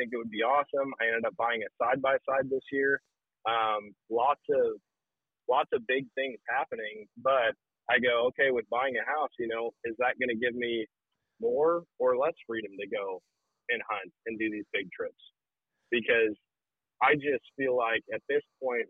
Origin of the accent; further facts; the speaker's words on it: Wisconsin, United States; moved away; growing up in Wisconsin